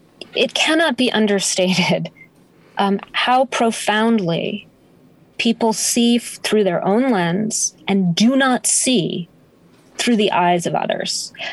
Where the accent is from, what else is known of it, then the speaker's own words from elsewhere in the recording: Denver, Colorado, United States; born there; I was born in Denver, Colorado. My parents were divorced when I was 9 months old. My mom raised me as a single mom, and she kind of couldn't sit still. So we moved all over the place.